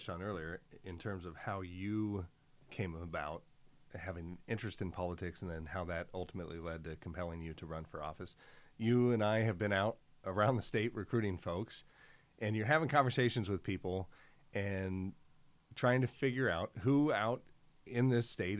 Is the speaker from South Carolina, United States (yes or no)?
no; Oregon, United States; values that I grew up with here in Oregon